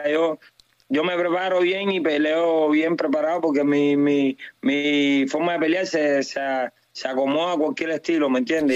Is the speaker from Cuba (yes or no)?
yes; Cuba; yo soy cubano